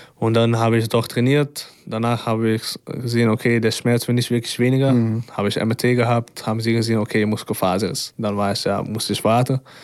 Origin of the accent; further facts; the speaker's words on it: Amsterdam, North Holland, Netherlands; accent: Dutch; German is a second language; moved away as an adult; now in Braunschweig, Germany; ich bin ja geboren in Amsterdam und ich bin ja auch erwachsen